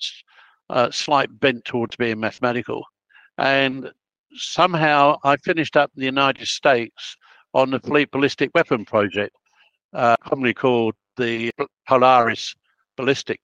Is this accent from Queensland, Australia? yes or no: no; Melbourne, Victoria, Australia; I can't say I'm Italian because I was born in Melbourne